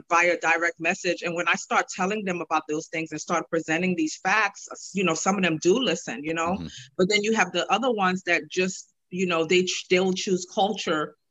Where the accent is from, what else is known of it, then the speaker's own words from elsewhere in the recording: New York City, New York, United States; I'm from New York City